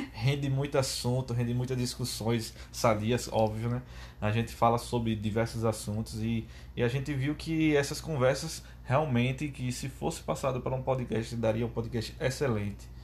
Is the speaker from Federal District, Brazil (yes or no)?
no; Maceió, Alagoas, Brazil; sou natural de Maceió, Alagoas, o paraíso das águas